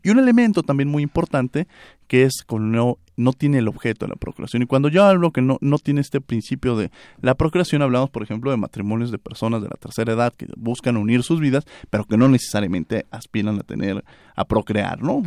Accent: Mexico; also born or lived in Mexico City; como mexicanos, independiente a la profesión que nos dedicamos, vivimos en un país como México

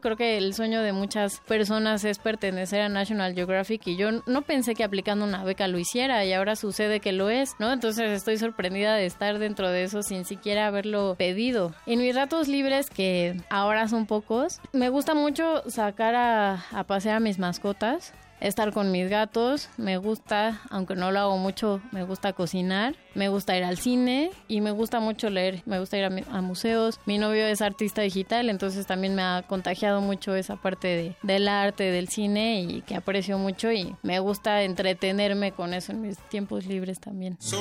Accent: Mexico City, Mexico; Nací en la Ciudad de México en septiembre de 1990

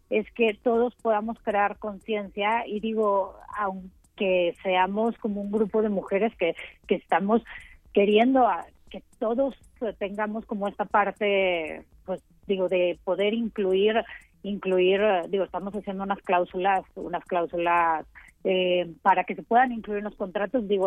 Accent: Mexico; en realidad no solamente somos mexicanas, o sea, hay gente aquí de Brasil, Venezuela, Colombia, Costa Rica, Francia

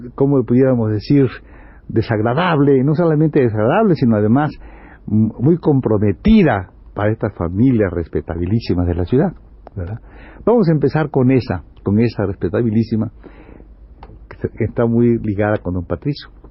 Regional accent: Campeche, Mexico

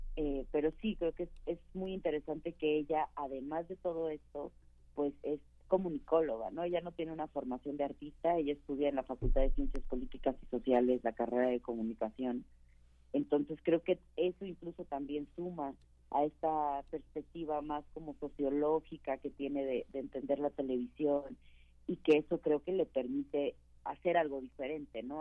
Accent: Mexico; also born or lived in London; tuve que salir de México

